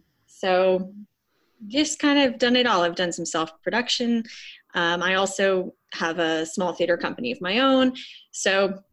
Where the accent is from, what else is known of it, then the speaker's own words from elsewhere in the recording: New York City, New York, United States; also born or lived in Philadelphia; I am native to New York City, born and raised in Hell's Kitchen to a theater family.